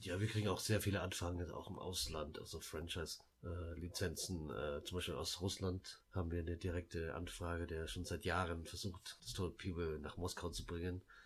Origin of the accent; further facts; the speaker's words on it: Laos; moved away; wir sind ja in Laos geboren